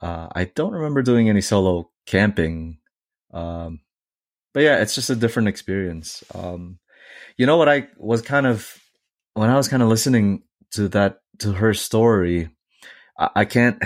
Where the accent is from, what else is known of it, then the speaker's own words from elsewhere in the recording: Northeast, United States; I came from the Northeast, and I feel like you would never run into a coyote in New York.